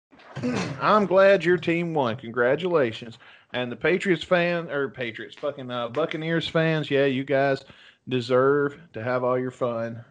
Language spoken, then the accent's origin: English; United States; I'm an American